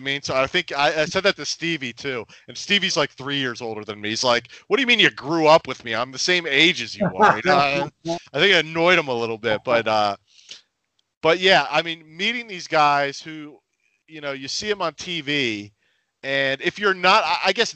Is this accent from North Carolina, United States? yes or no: no; outside of Philadelphia, Pennsylvania, United States; I'm from the Northeast outside of Philadelphia.